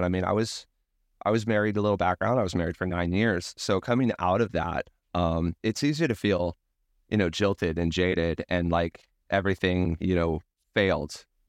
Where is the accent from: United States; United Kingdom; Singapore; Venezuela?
United States; Ventura, California; that beach that we went to all the time growing up in Ventura, California